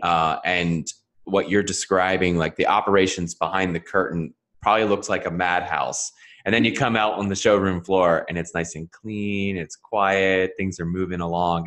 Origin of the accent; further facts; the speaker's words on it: Philadelphia, Pennsylvania, United States; that's my home. that's my hometown area